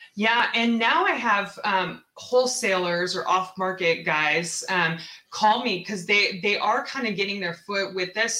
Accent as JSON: {"language": "English", "town": "Seattle", "region": "Washington", "country": "United States", "also_born_or_lived": "Texas", "moved": "as an adult", "said": "I am originally from Seattle"}